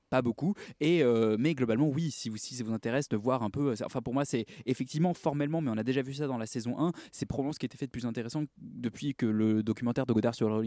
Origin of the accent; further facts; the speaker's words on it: Russia; C'est parce que je suis russe.